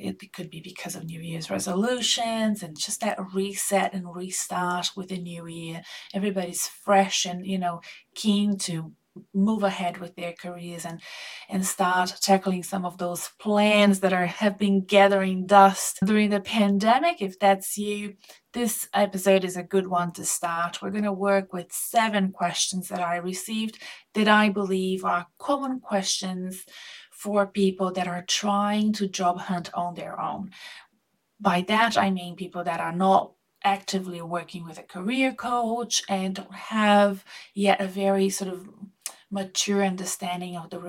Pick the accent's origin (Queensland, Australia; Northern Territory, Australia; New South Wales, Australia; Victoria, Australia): Victoria, Australia; Melbourne; also born or lived in Brazil; I am an Australian Brazilian living in Melbourne, Australia.